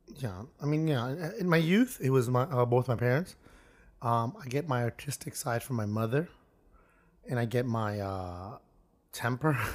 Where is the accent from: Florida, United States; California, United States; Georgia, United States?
Florida, United States; Miami; growing up in Miami